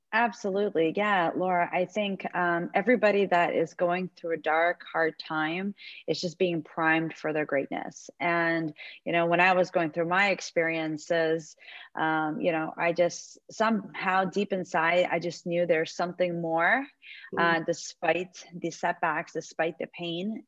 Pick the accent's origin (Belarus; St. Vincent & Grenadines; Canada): Belarus; also born or lived in New York; now in Florida, United States; my ex husband is from um, Belarus, like myself